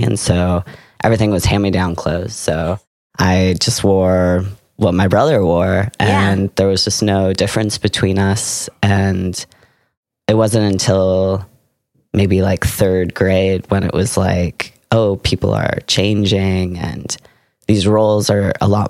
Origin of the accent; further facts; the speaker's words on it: Seattle, Washington, United States; now in Sonoma, United States; So I grew up in Seattle.